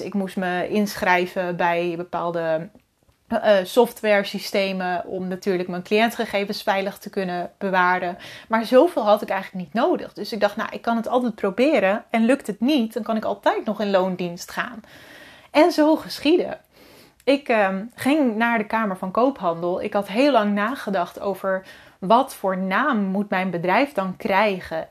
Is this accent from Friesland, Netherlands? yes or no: no; Wieringerwaard, North Holland, Netherlands; also born or lived in Alkmaar; Mijn ouders die wonen in een klein, woonden in een klein dorpje in Noord-Holland, Wieringerwaard.